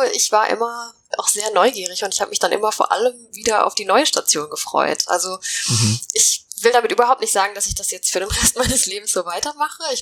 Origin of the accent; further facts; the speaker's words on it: Finland; also born or lived in Ecuador; Also ich bin tatsächlich in Finnland aufgewachsen, habe dann eine Zeit lang